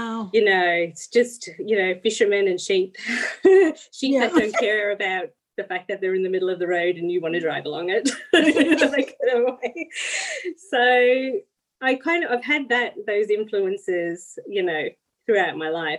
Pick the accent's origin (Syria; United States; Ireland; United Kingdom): Ireland; the Midlands of Ireland; moved away as an adult; now in Gippsland, Australia; I'm from the Midlands of Ireland